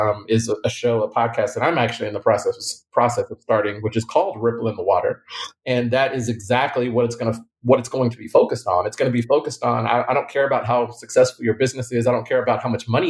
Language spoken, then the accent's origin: English; Lubbock, Texas, United States; moved away as an adult; now in Houston, United States; I'm from Lubbock, Texas. So at the time, a very small town, didn't have a lot of people, never been outside.